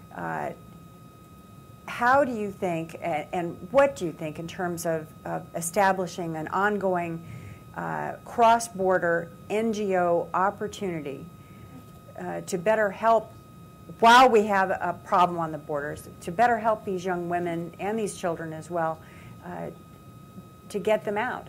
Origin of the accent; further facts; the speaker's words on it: United States; we as American women